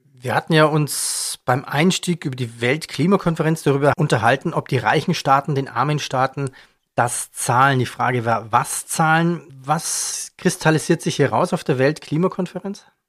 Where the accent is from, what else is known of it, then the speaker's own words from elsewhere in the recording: Germany; Bei uns in Deutschland